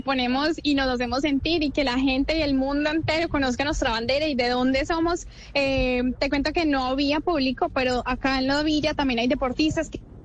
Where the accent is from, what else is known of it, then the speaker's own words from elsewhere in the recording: Colombia; nuestro país